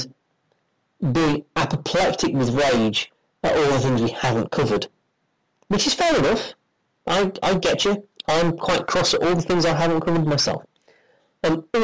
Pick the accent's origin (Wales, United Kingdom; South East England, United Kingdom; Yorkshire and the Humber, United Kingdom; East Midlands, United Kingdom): Yorkshire and the Humber, United Kingdom; Doncaster; I'm from Doncaster.